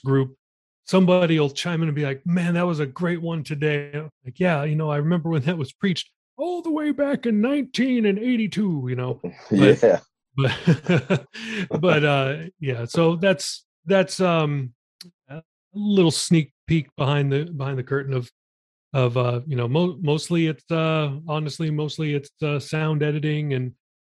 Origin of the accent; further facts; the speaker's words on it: Los Angeles, California, United States; moved away as an adult; also born or lived in Canoga Park, California; now in Virginia Beach, United States; I was born in Canoga Park, California, raised in Woodland Hills, California. It's a suburb